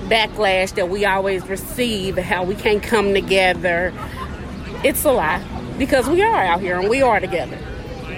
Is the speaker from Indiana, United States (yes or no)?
yes; Indianapolis, Indiana, United States; I'm from the West Side of town